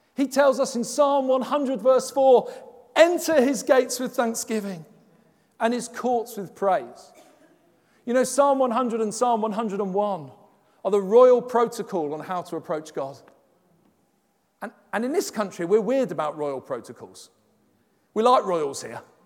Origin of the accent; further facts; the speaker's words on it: London, United Kingdom; accent: Cockney; moved away as an adult; also born or lived in Halesowen, West Midlands; I'm from London